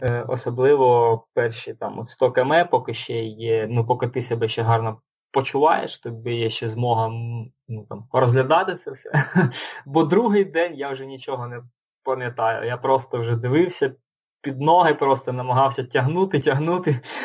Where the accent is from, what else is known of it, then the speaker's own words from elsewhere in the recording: Luhansk, Luhansk Oblast, Ukraine; also born or lived in Dnipro; now in Kyiv, Ukraine; Сам я родом з Луганська, останні роки жив в Дніпрі, це останні років сім я жив в Дніпрі. Зараз переїхав жити до Києва